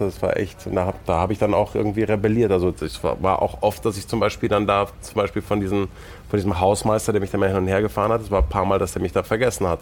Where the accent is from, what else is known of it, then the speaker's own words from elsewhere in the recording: Munich, Bavaria, Germany; also born or lived in Stein an der Traun / England; Ich bin in München geboren